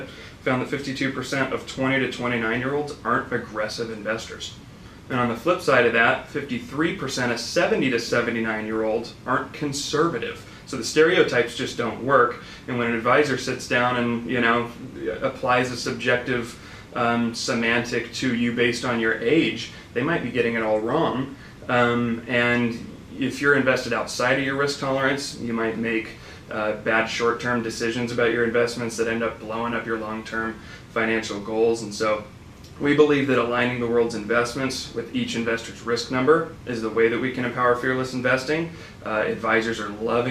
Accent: Sacramento, California, United States; also born or lived in Bay Area / Roseville; I'm a Sacramento guy, pretty much born and raised

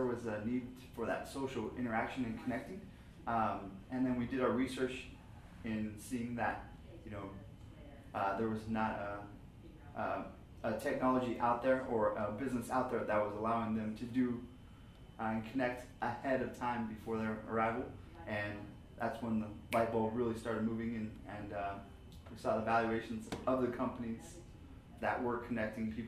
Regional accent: Sacramento, California, United States; Born and raised in Sacramento

